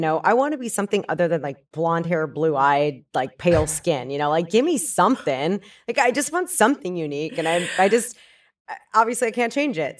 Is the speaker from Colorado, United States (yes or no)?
yes; north of Denver, Colorado, United States; growing up in Colorado, I grew up, um, north of Denver